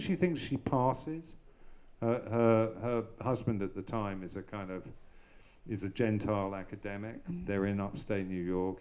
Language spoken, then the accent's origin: English; London, United Kingdom; I grew up in the Hampstead Garden suburb in North London in the 1960s.